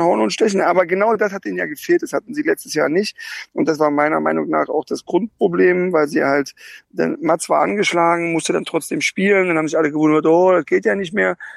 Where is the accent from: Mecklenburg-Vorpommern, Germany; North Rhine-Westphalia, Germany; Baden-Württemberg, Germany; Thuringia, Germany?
Baden-Württemberg, Germany; Karlsruhe; moved away; ich bin gerade in Karlsruhe in meiner alten Heimat